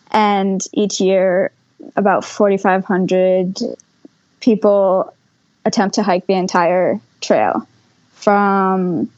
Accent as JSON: {"language": "English", "region": "Vermont", "country": "United States", "tie": "born or raised there", "said": "So we then moved back to Vermont, and I went to middle school back with my friends and what I was, my hometown."}